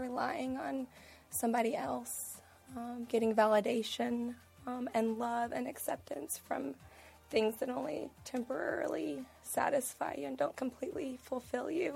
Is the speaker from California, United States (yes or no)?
no; Texas, United States; also born or lived in Oklahoma; now in Charlotte, United States; I'm originally from Texas and moved here from Oklahoma